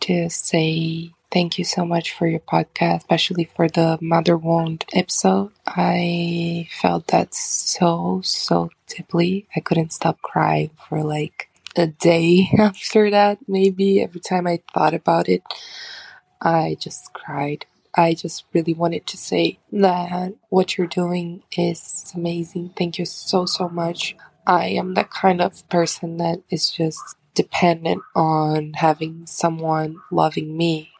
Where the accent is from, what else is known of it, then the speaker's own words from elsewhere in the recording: Brazil; I'm from Brazil.